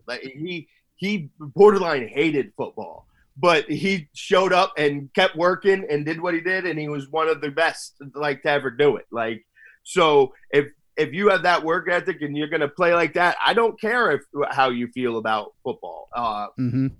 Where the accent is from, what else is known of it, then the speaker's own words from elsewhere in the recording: Mendham, New Jersey, United States; my hometown uh, pizza place. Well, it's it's really an Italian restaurant, Dante's Restaurante in uh, Mendham, Mendham, New Jersey.